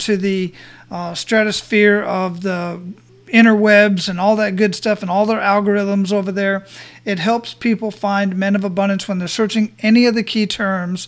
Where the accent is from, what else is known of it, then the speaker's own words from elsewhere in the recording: Phoenix, Arizona, United States; moved away as an adult; now in Florida, United States; My hometown where I was born and raised